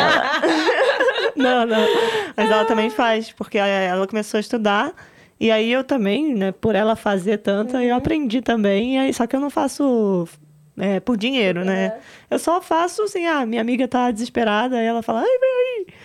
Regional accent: Rio de Janeiro, Brazil; eu sou carioca

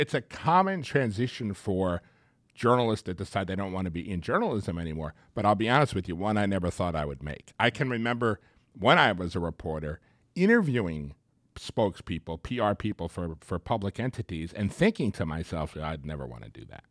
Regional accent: Long Island, New York area, United States; moved away; growing up in the New York area

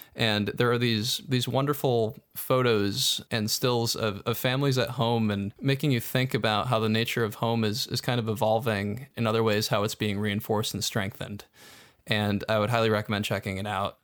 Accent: Syracuse, New York, United States; moved away as an adult; now in Philadelphia, United States; I'm originally from Syracuse

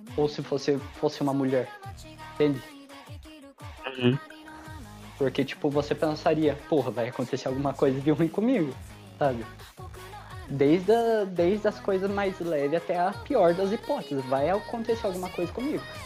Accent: South Region, Brazil; Eu sou sulista

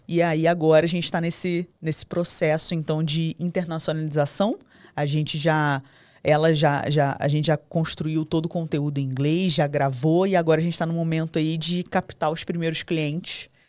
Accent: Rio de Janeiro, Brazil; A gente é carioca, a gente tem licença poética pra falar palavrão

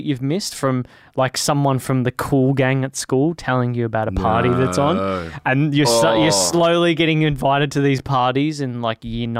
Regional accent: Melbourne, Victoria, Australia; Moorabbin, Bentley, Hyatt. That was where I grew up.

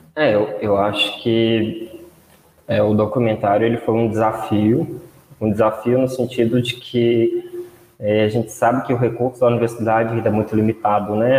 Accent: Brazil; nós ainda, enquanto brasileiros

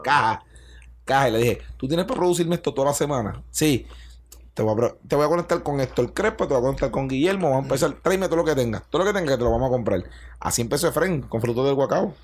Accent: Bayamón, Puerto Rico; also born or lived in Alicante; soy un retardado de Bayamón

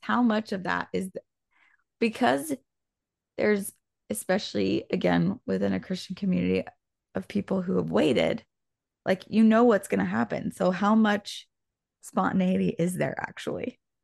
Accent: Indiana, United States; going to one of my friends in elementary school in Indiana

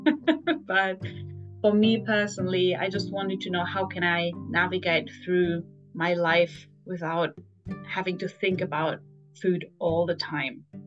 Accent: Germany; moved away as an adult; also born or lived in Frankfurt; now in Tokyo, Japan; so I'm from Germany originally. So I grew up in a very meat heavy country

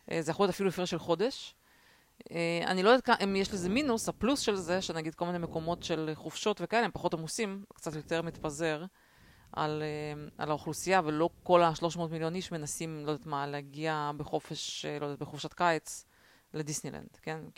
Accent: Russia; לא, אני בתור ילדה רוסייה זוכרת את הקטע הזה

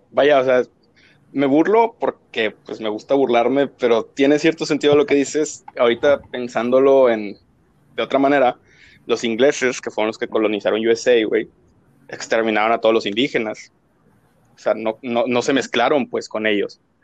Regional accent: Mexico

